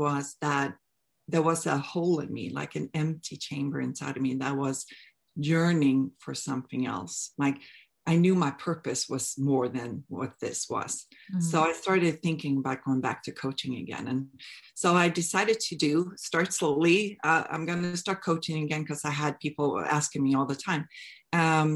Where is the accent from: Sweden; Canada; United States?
Sweden; moved away as an adult; I'm from Sweden. I moved here back in 2002